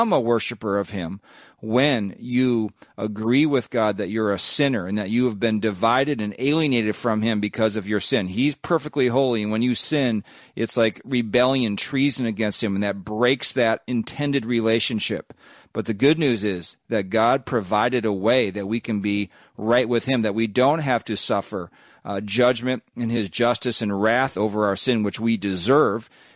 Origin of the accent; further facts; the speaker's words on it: Minnesota, United States; I'm a American. I'm a Minnesotan